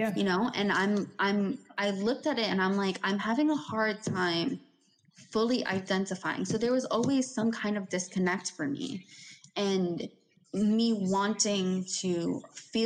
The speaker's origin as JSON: {"language": "English", "region": "New York", "country": "United States", "tie": "born or raised there", "said": "we were raised in New York"}